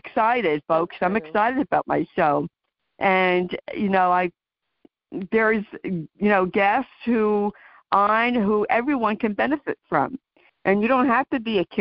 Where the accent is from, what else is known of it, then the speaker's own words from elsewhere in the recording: New Jersey, United States; I'm from New Jersey